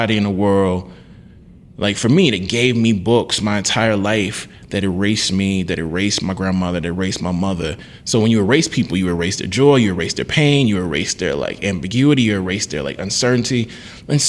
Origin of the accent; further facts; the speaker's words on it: Deep South, United States; I'm from the Black Deep South